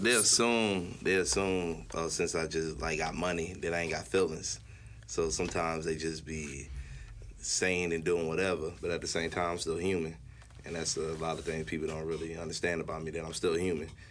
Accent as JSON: {"language": "English", "town": "Gainesville", "region": "Florida", "country": "United States", "said": "I'm from North Florida, so we ain't really had no beaches like around us. So oh. North Florida, Gainesville, Florida."}